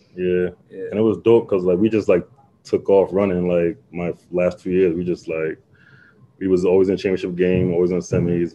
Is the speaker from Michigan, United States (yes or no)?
no; Long Island, New York, United States; I'm from Long Island